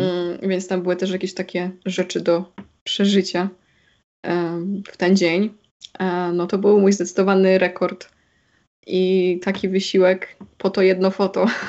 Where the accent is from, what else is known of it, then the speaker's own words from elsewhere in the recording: Silesian Voivodeship, Poland; ja jestem ze Śląska, z Górnego Śląska